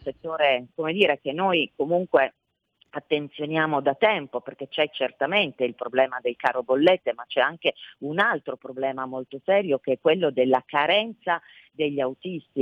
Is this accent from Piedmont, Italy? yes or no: yes; Piedmont, Italy; da piemontese